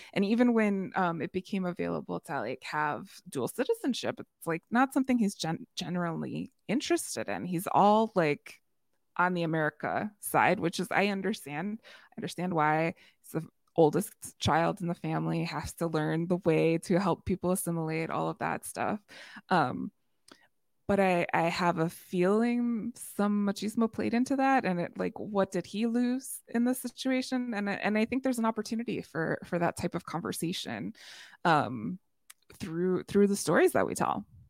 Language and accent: English; Chicagoland, Illinois, United States; So, Chicagoland, I'm from Chicagoland